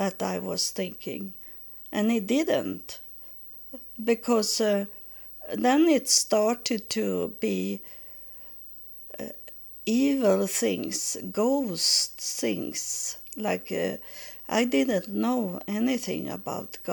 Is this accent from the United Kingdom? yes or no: no; Sweden; English is a second language; moved away as an adult; also born or lived in Texas, United States; we moved back from Texas to Sweden in 1999.